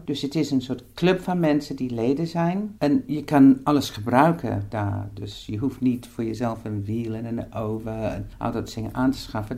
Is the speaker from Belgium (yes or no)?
no; England, United Kingdom; accent: English; Dutch is a second language; moved away as an adult; now in Netherlands; Ik ben Engels, dat hoor je waarschijnlijk uit mijn accent. Maar ik woon al 40 jaar in Nederland bijna